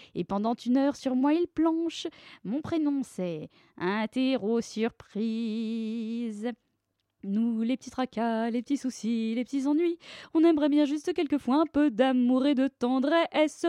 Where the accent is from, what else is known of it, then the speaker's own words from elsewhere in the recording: Paris, Île-de-France, France; also born or lived in Neuilly-sur-Seine; j'ai grandi à Paris. Enfin, en fait, plus précisément euh, à, à d'abord et à euh, Neuilly-sur-Seine euh, ensuite.